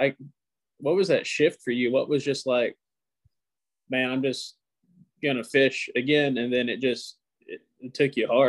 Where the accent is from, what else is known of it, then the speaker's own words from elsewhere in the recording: Macon County, Tennessee, United States; moved away as an adult; also born or lived in Montgomery County, Tennessee; now in Texas, United States; I grew up in Macon County, and then I spent about 6 years in Montgomery County.